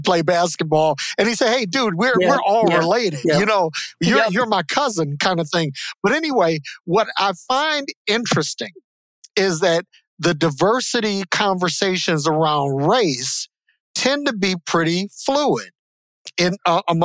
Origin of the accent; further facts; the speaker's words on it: Detroit, Michigan, United States; the Black experience in America and growing up in Detroit